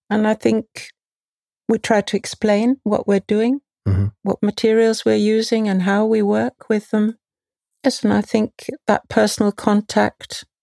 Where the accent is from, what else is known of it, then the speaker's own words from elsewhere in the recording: London, United Kingdom; now in Vienna, Austria; From London originally.